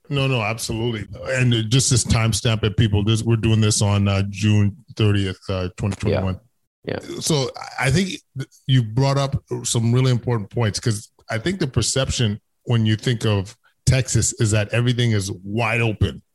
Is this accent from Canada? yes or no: yes; Canada; being a Canadian